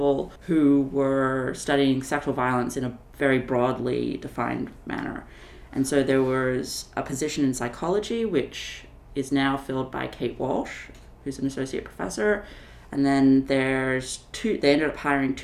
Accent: Sydney, New South Wales, Australia; moved away as an adult; also born or lived in Chicago, United States; now in Madison, United States; I'm originally from Australia, from Sydney, Australia

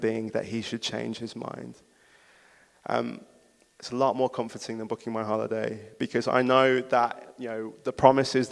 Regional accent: Wolverhampton, West Midlands, United Kingdom; I'm from Wolverhampton. There isn't a place that means more to me than this city.

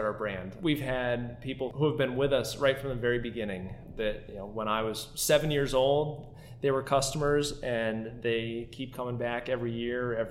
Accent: Schaghticoke, New York, United States; I have a family farm that I grew up on here in Scaghtikoke, New York

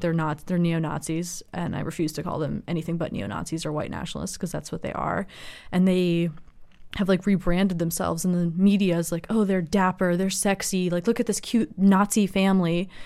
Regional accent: Los Angeles, California, United States; also born or lived in San Francisco; I'm from Los Angeles, but I go to school in San Francisco

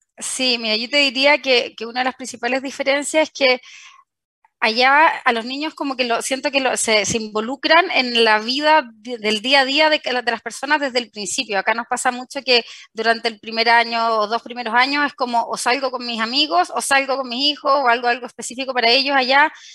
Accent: Chile; also born or lived in Spain / France; a mi regreso acá a Chile entré a trabajar en LAN

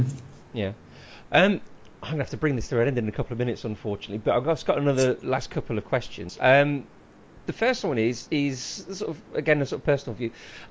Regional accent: Leicester, East Midlands, United Kingdom; moved away; I come from Leicester.

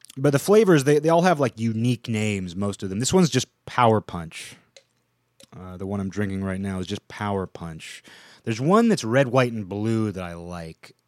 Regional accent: Seattle, Washington, United States; I grew up in the Seattle area

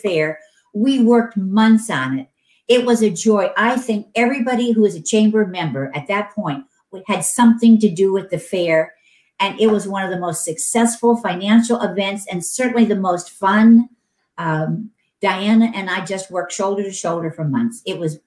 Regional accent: Canton, Ohio, United States; now in California, United States; I'm from Canton, Ohio, and we were from Stark County. And every year for 2 weeks, when I was growing up, we didn't take a family vacation, but we moved to the fair

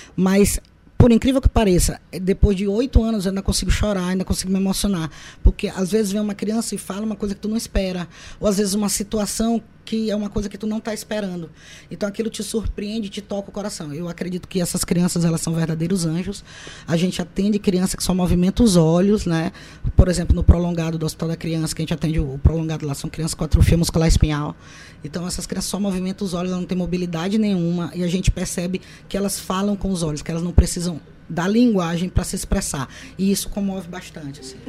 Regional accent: São Luís, Maranhão, Brazil; Eu sou ludovicense, maranhense

